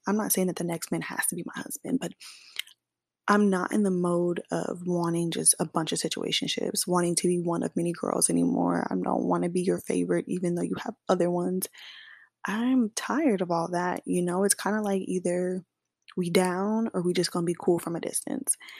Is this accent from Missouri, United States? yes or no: yes; Kansas City, Missouri, United States; moved away as an adult; now in Dallas, United States; I'm from Kansas City, Missouri, not Kansas, but I do live in Dallas, Texas now as of August of last year.